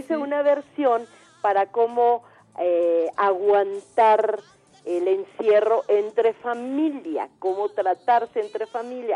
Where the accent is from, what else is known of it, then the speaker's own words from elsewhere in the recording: Tabasco, Mexico; en Tabasco, mi tierra